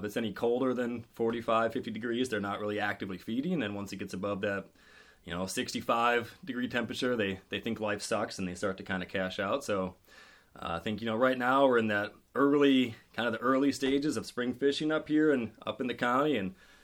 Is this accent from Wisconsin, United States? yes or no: yes; Wisconsin, United States; moved away as an adult; now in Maine, United States; I grew up in Wisconsin